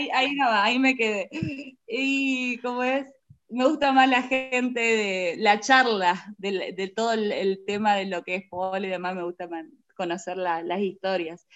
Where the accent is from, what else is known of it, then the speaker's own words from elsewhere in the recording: Reconquista, Santa Fe, Argentina; nosotros somos de Reconquista Santa Fe